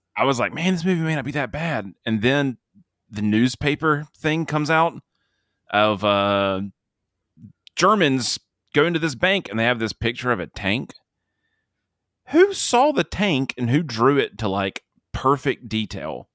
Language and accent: English; United States; I'm American. I'm not British